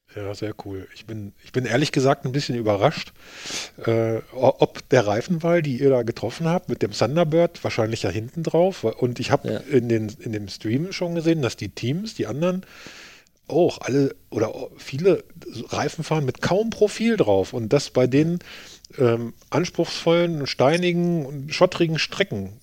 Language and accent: German; Germany; als Deutscher